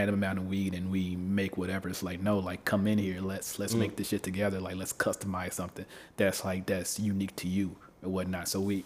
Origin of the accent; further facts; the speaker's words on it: Memphis, Tennessee, United States; moved away; I come from Memphis, right? The Bible Belt